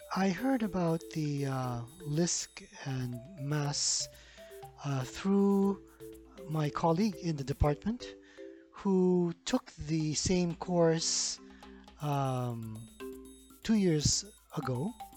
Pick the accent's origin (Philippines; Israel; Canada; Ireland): Philippines; I'm from the Philippines